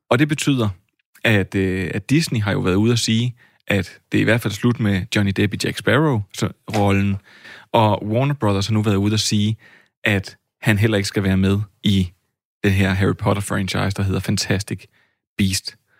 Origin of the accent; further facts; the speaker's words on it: Flakkebjerg, Zealand, Denmark; ude for Flakkebær, hvor jeg voksede op som dreng